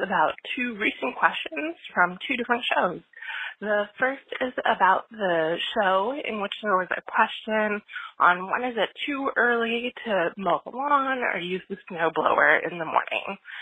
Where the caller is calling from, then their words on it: North Carolina, United States; I'm calling from North Carolina